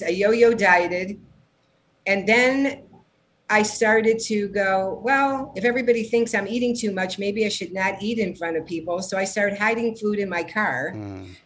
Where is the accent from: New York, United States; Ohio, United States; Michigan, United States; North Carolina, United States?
Ohio, United States; Cleveland; moved away as an adult; also born or lived in San Diego, United States; now in Los Angeles, United States; I was born in Cleveland, Ohio